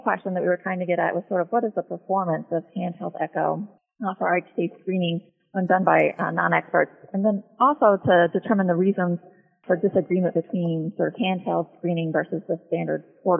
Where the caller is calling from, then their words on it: Washington, District of Columbia, United States; So I'm calling from Children's National Medical Center in Washington, D.C.